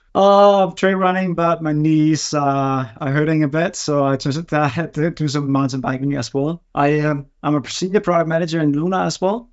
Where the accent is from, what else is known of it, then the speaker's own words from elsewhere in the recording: Denmark; also born or lived in Berkeley, California; I'm from Denmark.